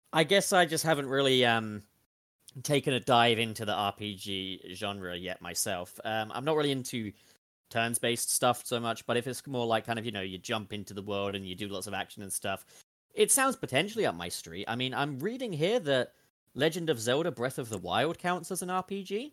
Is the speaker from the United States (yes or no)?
no; United Kingdom; In the U K, we don't have mountains and lakes and stuff